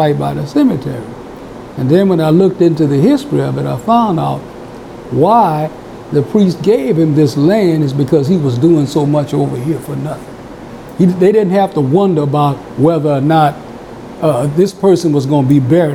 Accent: Donaldsonville, Louisiana, United States; I grew up here in Donaldsonville.

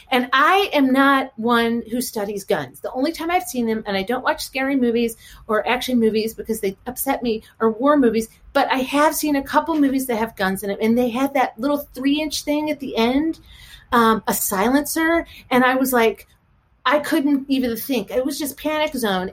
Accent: St. Louis, Missouri, United States; now in Chevy Chase, United States; St. Louis, Missouri. Yes. Uh huh. Grown and raised there, right by the arch

